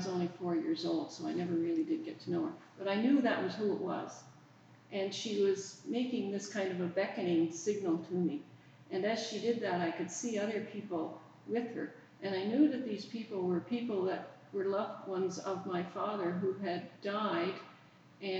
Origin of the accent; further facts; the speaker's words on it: Prince Edward Island, Canada; moved away as an adult; also born or lived in England; I'm in the church of my childhood. I come from Prince Edward Island, and I come from a little community on the north shore of PEI.